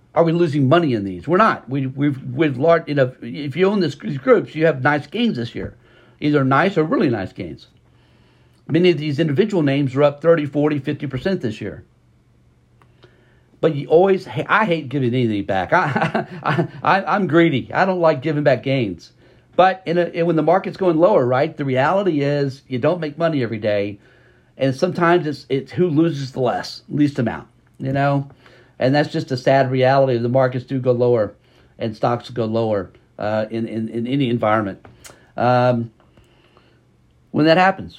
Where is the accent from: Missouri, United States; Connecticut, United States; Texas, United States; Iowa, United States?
Texas, United States; we're from Texas.